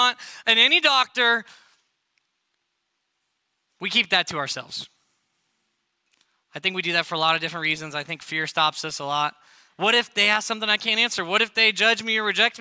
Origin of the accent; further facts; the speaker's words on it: Arizona, United States; moved away as an adult; also born or lived in New York City / Texas; now in Melissa, United States; I grew up in Arizona